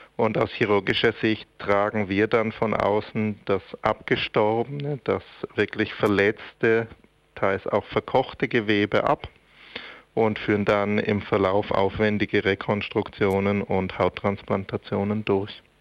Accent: Switzerland; bei uns in der Schweiz

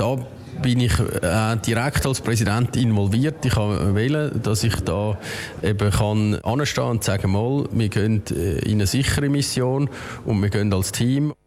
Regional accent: Switzerland

